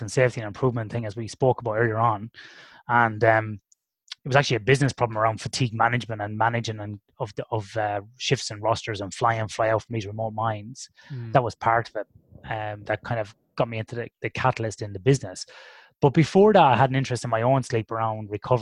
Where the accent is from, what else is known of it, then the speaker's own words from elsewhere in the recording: Ireland; When I grew up in Ireland in the '80s